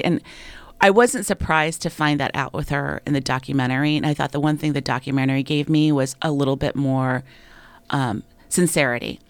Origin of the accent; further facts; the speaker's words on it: United States; as an American girl